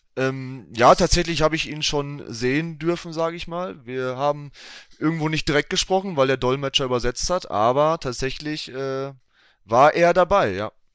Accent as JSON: {"language": "German", "area": "Enniger", "region": "North Rhine-Westphalia", "country": "Germany", "tie": "born or raised there", "said": "in Enigalo, 59320 Enigalo. Ähm, mhm. Das ist ähm, mein Heimatort"}